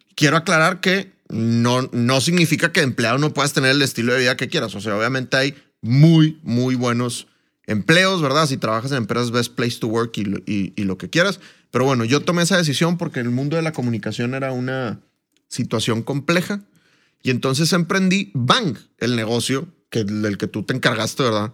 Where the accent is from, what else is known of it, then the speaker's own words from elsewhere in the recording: Monterrey, Nuevo León, Mexico; moved away as an adult; also born or lived in Colombia; un gusto estar en, en mi tierra, ¿verdad? La tierra del mejor equipo del mundo, los Rayados del Monterrey.